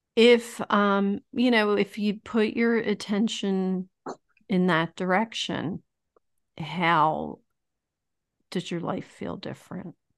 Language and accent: English; Philadelphia, Pennsylvania, United States; Tony Ronis is a pizza place in my hometown of Roxborough in Philadelphia.